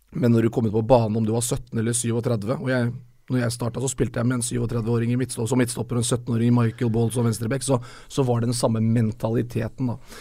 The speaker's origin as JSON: {"language": "Norwegian", "town": "Moss", "region": "Østfold", "country": "Norway", "said": "Jeg var jo på sånn mellomstasjon eh, hjemme i Moss"}